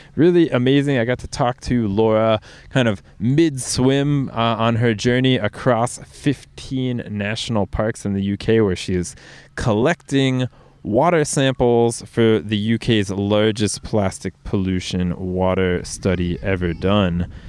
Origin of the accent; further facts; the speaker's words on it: United States; now in Norway; my home country, the U S